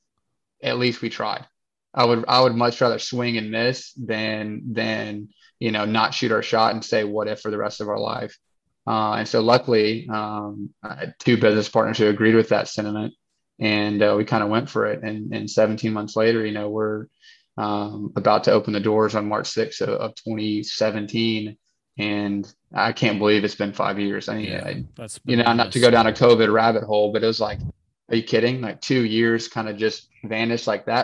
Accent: Nashville, Tennessee, United States; born and raised in Nashville

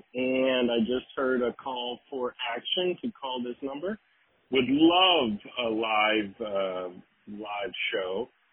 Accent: Pittsburgh, Pennsylvania, United States; now in Dallas, United States; we're really from Pittsburgh, Pennsylvania.

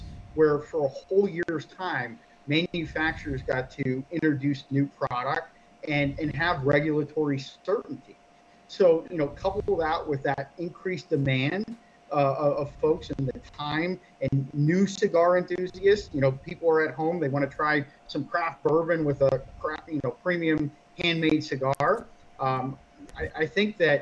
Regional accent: Erie, Pennsylvania, United States; moved away; I was located in my hometown of Erie, Pennsylvania for 2 months

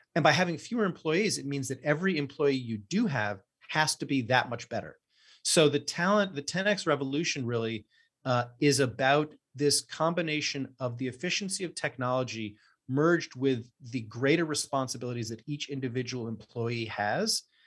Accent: New York City, New York, United States; we both grew up here in, in New York City and have known each other since third grade

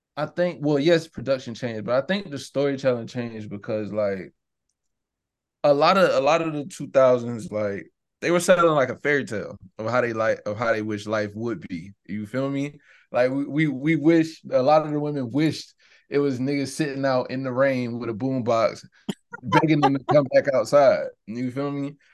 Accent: Savannah, Georgia, United States; I'm from the South

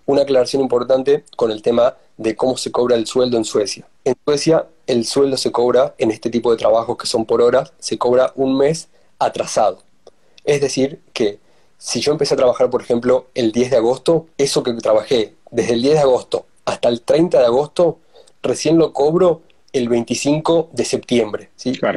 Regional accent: Tucumán, Argentina; moved away as an adult; also born or lived in Sweden; now in Denmark; soy de Tucumán

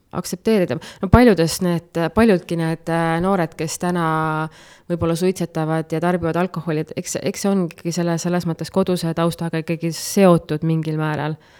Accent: Nõuni, Valga County, Estonia; moved away as an adult; now in Puka, Estonia; ma sündisin äh, tegelikult Kohtepää lähedal Nõuni külas mm. ja kasvasin seal, alustasin kooliteed Nõuni algkoolis. edasi liikusin Otepää gümnaasiumisse

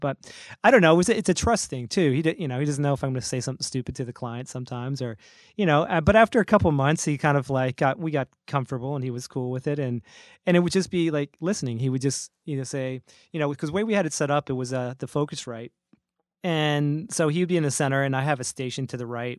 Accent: North Carolina, United States; moved away; I'm originally from States down in, uh, North Carolina

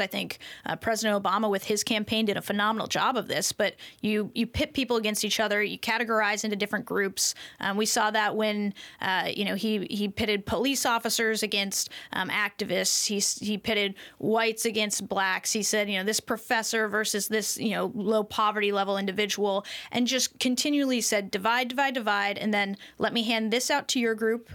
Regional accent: United States; I'm an American.

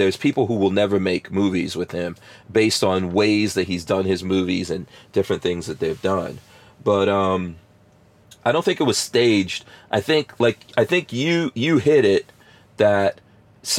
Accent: New York, United States; moved away as an adult; also born or lived in Florida; just like I was from New York

